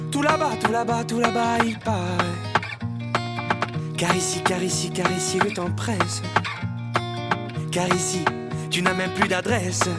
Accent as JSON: {"language": "French", "region": "Nouvelle-Aquitaine", "country": "France", "said": "la semaine prochaine, on va chez moi en Dordogne, on sera bien"}